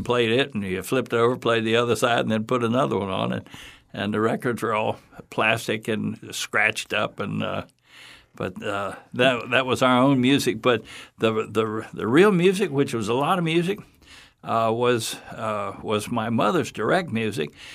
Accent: Fort Myers, Florida, United States; I was raised here in Fort Myers, born in Fort Myers, raised here

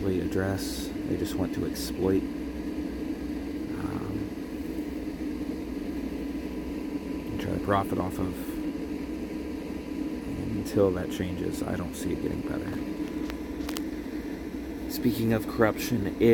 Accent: Texas, United States; now in Rochester, United States; I am originally from Texas

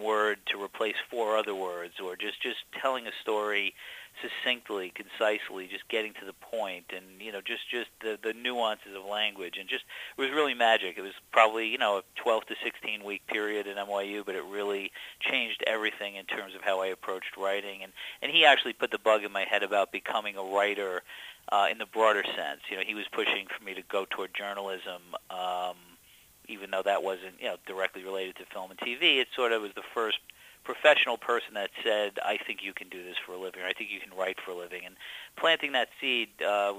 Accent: New York City, New York, United States; I grew up in Brooklyn in a fairly blue-collar working-class environment

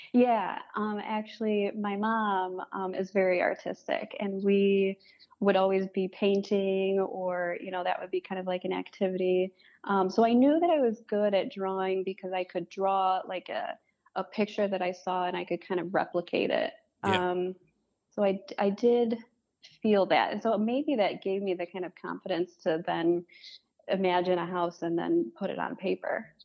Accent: Farmington Hills, Michigan, United States; also born or lived in West Bloomfield, Michigan; now in Detroit, United States; I grew up in Farmington Hills, West Bloomfield. Um, and I live in Detroit now.

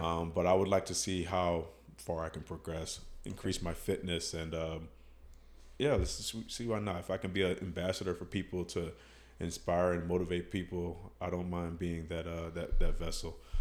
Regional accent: Miami, Florida, United States; growing up in Miami

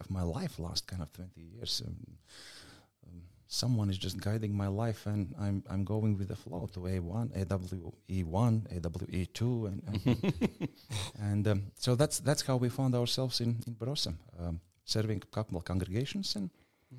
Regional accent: Latvia; English is a second language; moved away as an adult; also born or lived in United States; now in Adelaide, Australia; I grew up in Soviet Union

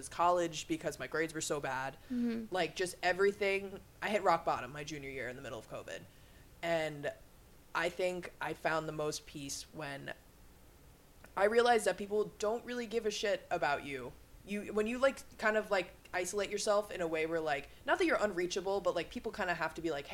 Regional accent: Long Island, New York, United States; I'm from Long Island

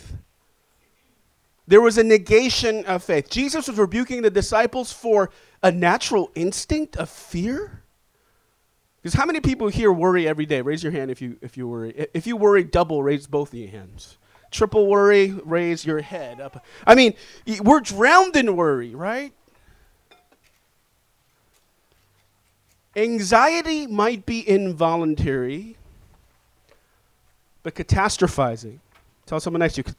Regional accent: New York City, New York, United States; I'm from Inwood.

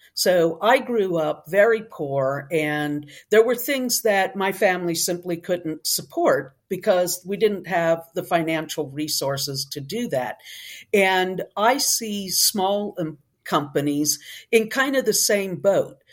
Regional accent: Northeast, United States; moved away; also born or lived in Tennessee / Texas; originally, I'm from the Northeast, but I migrated south away from the really cold, long winters.

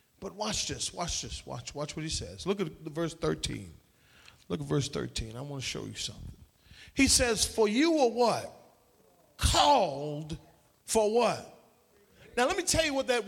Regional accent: Trinidad & Tobago; now in United States; when I was a child growing up in Trinidad

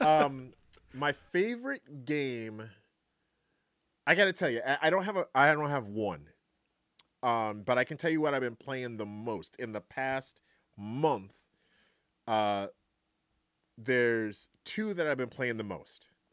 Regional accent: New York City, New York, United States; also born or lived in Greensboro, North Carolina; now in Wisconsin, United States; I was born in Brooklyn, New York. Um, lived in Greensboro, North Carolina for a long time.

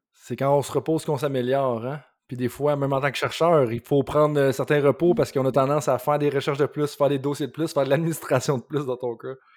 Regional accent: Quebec, Canada; en tant que Québécois

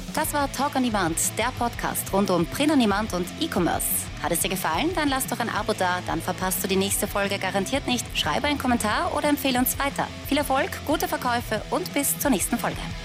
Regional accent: Austria; bei uns in Österreich

